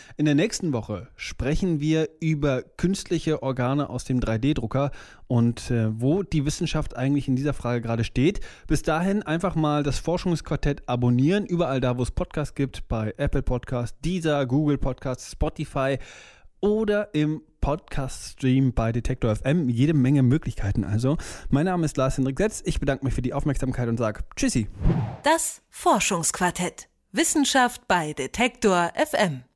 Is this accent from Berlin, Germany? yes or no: no; near Cologne, North Rhine-Westphalia, Germany; also born or lived in Denmark; Nach zehn Jahren in meiner Heimatstadt in der Nähe von Köln hat es mir dann gereicht